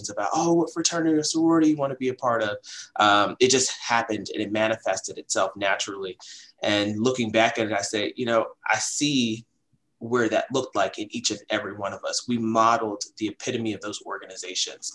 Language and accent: English; Baltimore, Maryland, United States; I'm from the greater Baltimore area. I love my hometown, you know, from the west side of Baltimore